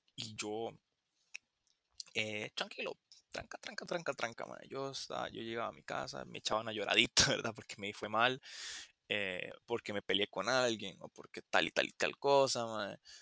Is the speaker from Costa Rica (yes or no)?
yes; Costa Rica; aquí en Costa Rica pasa que yo soy de Costa Rica